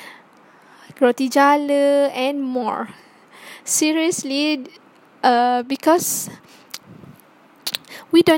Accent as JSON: {"language": "English", "region": "Johor", "country": "Malaysia", "said": "I'm from the Selatan Tanah Air, Johor"}